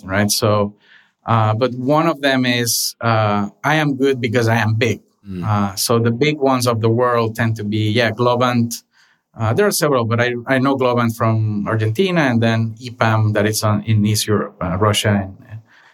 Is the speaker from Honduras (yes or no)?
yes; Honduras; moved away as an adult; now in Los Angeles, United States; I was born and raised in Honduras